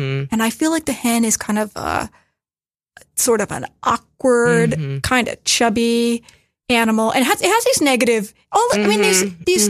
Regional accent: Maryland, United States; I grew up in Maryland.

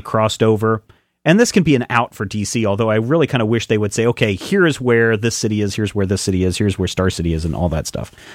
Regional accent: Franklin County, Kansas, United States; I grew up around this area. I grew up in Franklin County, Kansas

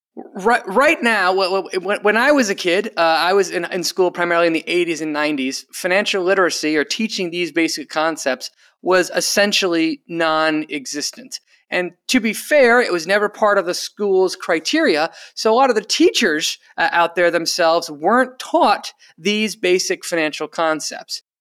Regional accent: Rhode Island, United States; my home state, uh, of Rhode Island

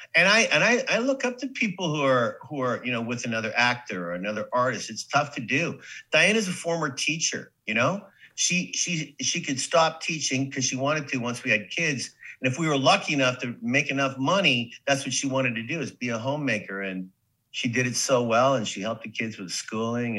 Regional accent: Saskatoon, Saskatchewan, Canada; moved away as an adult; also born or lived in New York / Hollywood; now in United States; living the life in Saskatoon

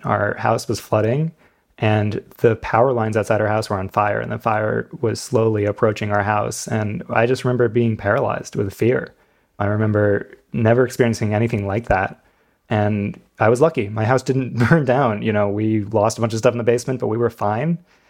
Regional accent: United States; Yeah, I'm from right near New York City

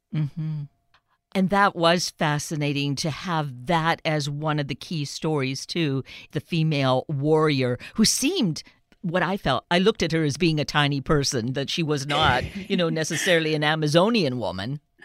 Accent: Canada; Growing up Canadian

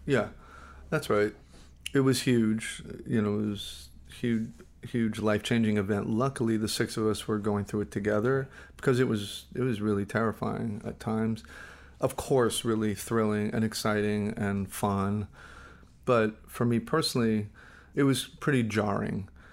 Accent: Los Angeles, California, United States; also born or lived in Flushing, Queens, New York; really raised all over Los Angeles

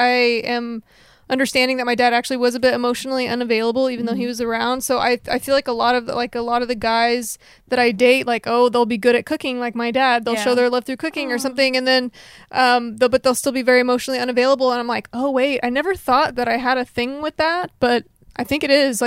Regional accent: Texas, United States; now in Los Angeles, United States; I'm from Texas

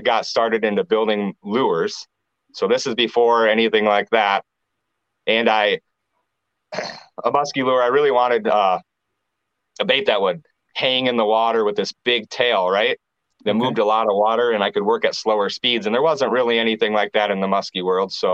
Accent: Clear Lake, Iowa, United States; also born or lived in Cedar Rapids, Iowa; I moved back up to Clear Lake, and that's where there's a hometown

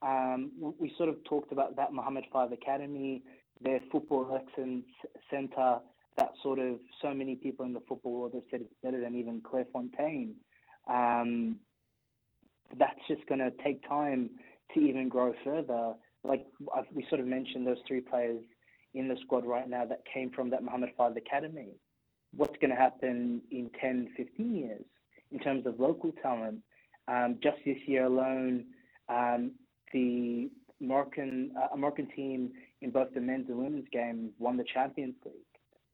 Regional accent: Australia; I'm Australian

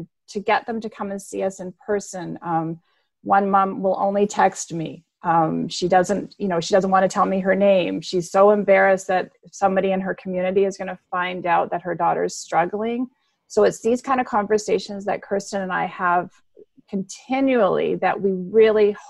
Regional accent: Memphis, Tennessee, United States; moved away as an adult; now in Canada; I grew up in Memphis

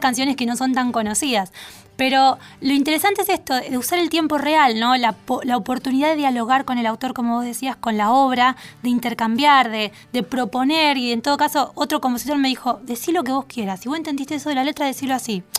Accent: Villa Constitución, Santa Fe, Argentina; moved away as an adult; now in Buenos Aires, Argentina; yo soy de Bella Constitución

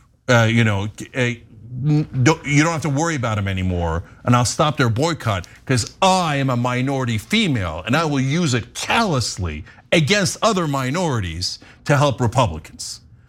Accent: the South, United States; I'm from the South and I love peach cobbler, but thank God the North won.

